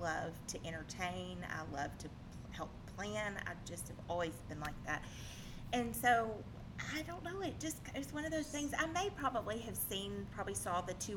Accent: North Little Rock, Arkansas, United States; I'm an Arkansas girl, born and raised. I grew up in North Little Rock.

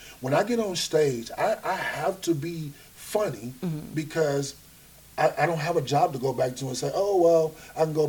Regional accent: Flint, Michigan, United States; where we grew up at, we grew up in Flint

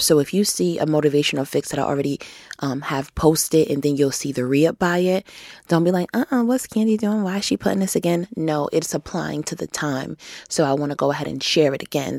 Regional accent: New York, United States; in New York State, I'm from New York State

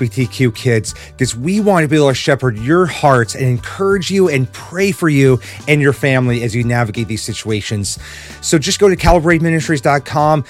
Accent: Midwest, United States; Growing up in the Midwest, there's always an emphasis on what kind of a family someone came from

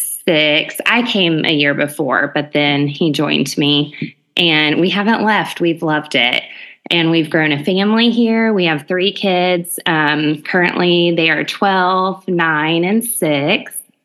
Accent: Clearwater Beach, Florida, United States; when I was growing up in Clearwater Beach, Florida.

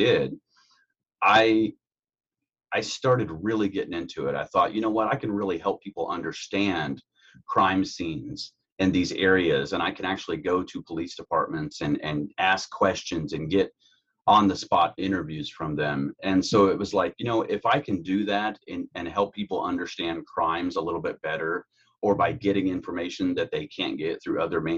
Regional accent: Carroll County, Indiana, United States; I'm from Indiana, born and raised in Carroll County, Indiana

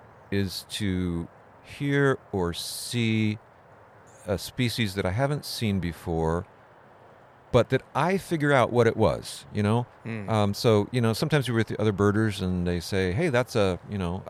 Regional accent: Southern California, United States; moved away; where I grew up in Southern California

